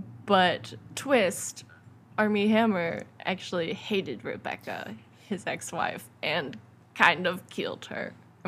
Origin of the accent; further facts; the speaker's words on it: United Kingdom; I'm British.